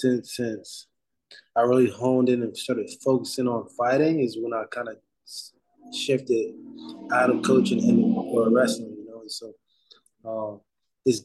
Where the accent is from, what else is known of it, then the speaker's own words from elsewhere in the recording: New Jersey, United States; I'm from Jersey